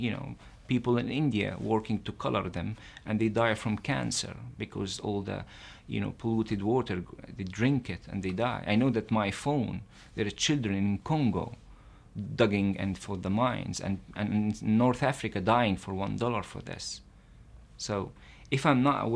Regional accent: Israel; As a Palestinian living in Israel

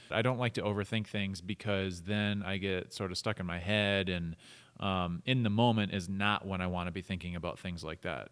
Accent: Minnesota, United States; now in Utah, United States; I grew up in Minnesota

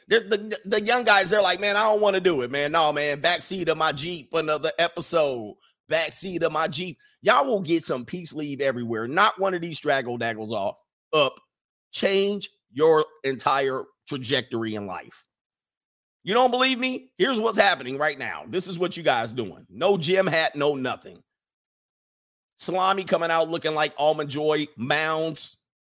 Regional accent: Orange County / Ventura County, California, United States; I've grown up in Orange County. I grew up in Ventura County.

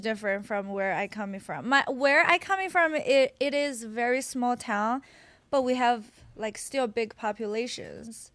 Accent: Qingdao, Shandong, China; English is a second language; moved away as an adult; also born or lived in Nebraska / New York; now in United States; I'm from Qingdao

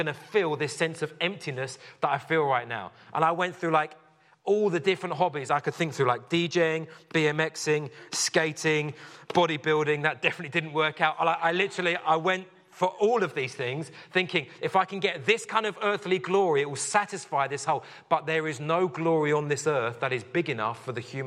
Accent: London, United Kingdom; I grew up in West London

